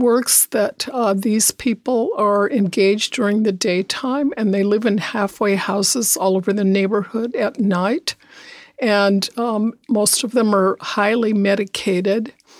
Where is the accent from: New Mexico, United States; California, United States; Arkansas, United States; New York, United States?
New Mexico, United States; I was raised in New Mexico by a single parent, and there was no money.